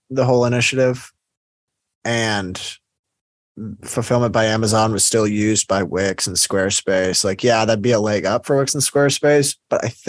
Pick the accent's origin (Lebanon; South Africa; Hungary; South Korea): South Africa; I'm South African, so I was just curious. We have very big companies here that have gone international.